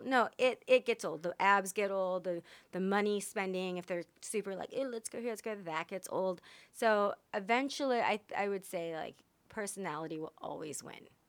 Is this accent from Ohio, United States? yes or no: no; Texas, United States; I'm from Texas.